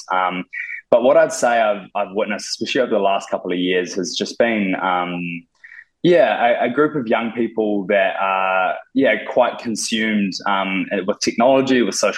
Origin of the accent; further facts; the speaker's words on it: Te Awamutu, Waikato, New Zealand; moved away as an adult; now in Auckland, New Zealand; I grew up in the Waikato, Te Amatu, and moved to Auckland about 5 or 6 years ago